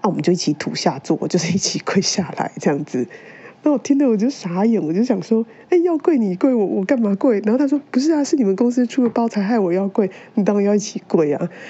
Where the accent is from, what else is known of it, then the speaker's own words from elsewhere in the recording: Taiwan; 就是我们台湾人是很难想象的。